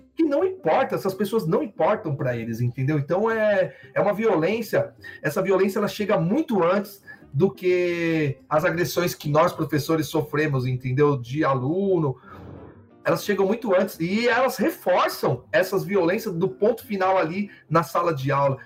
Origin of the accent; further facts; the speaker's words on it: São Paulo, Brazil; eu sou de lá, né? Eu sou, na, eu sou cria de São Mateus